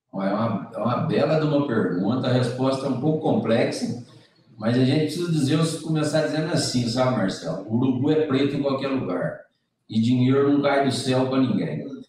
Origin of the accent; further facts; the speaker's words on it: Brazil; nós, como brasileiros, como grandes consumidores de café